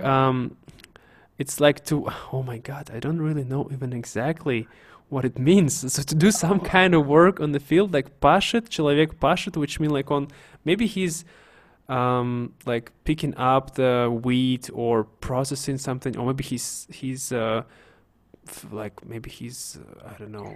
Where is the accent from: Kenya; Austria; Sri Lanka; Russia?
Russia; Siberia; I'm from Siberia, as you know, guys. So we say "cho."